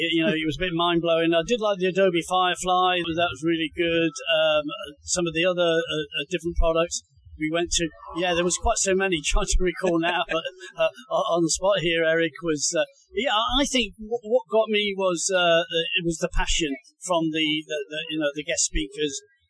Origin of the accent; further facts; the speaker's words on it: Indonesia; We're from Indonesia, but, as far as New Zealand, Australia, the Philippines, Vietnam as well.